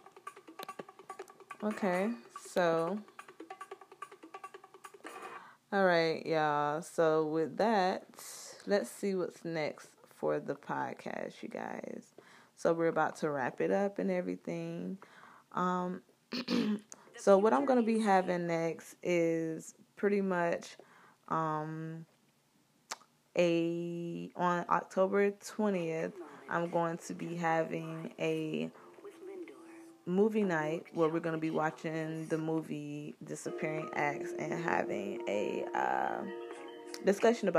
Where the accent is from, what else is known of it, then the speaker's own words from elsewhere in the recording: Florida, United States; my home state, Florida